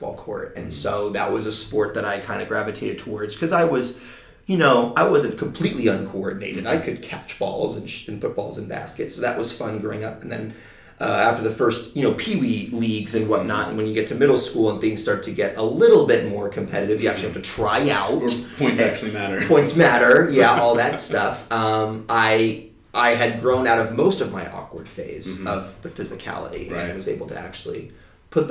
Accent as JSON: {"language": "English", "town": "Dallas", "region": "Texas", "country": "United States", "tie": "born or raised there", "moved": "as an adult", "lives_now": "Los Angeles, United States", "said": "Growing up in Dallas, Texas"}